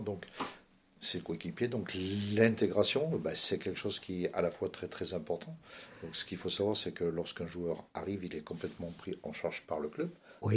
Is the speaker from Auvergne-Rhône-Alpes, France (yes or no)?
yes; Cantal, Auvergne-Rhône-Alpes, France; moved away as an adult; now in Loir-et-Cher, France; je suis originaire d'un très beau département qui s'appelle Le Cantal